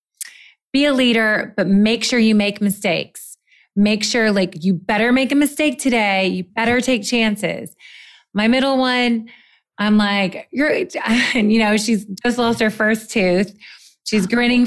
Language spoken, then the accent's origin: English; the South, United States; I'm from the South